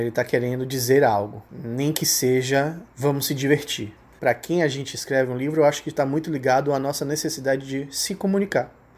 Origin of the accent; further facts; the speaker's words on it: Salvador, Bahia, Brazil; eu sou de Salvador, aqui na Bahia, nordestino com muito orgulho